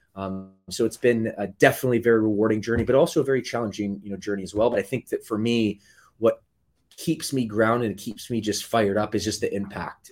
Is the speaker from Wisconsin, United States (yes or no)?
no; Michigan, United States; moved away as an adult; also born or lived in Midwest; now in Southern California, United States; I grew up, the later part of my childhood in the state of Michigan where she was from.